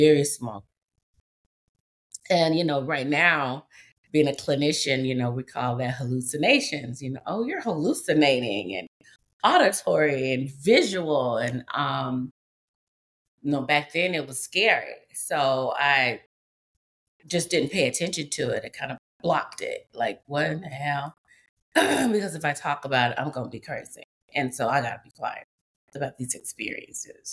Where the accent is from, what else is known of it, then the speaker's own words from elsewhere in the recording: Memphis, Tennessee, United States; I'm a woman from the South, and we talk in the deep South. I'm from Memphis, Tennessee